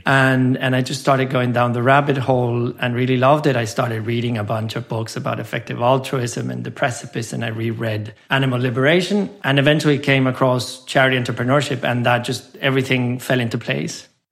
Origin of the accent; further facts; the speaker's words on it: San Luis Potosí, Mexico; moved away as an adult; also born or lived in Mexico City / London / Doha; I was born and raised in Mexico. I grew up in a small city called San Luis Potosí